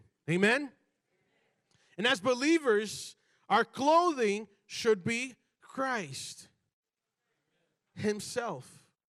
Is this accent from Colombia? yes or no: no; Brazil; born there; I was born in Brazil, you know, and like in Brazil, you do not go out, you know, out in public, you know, in pajamas.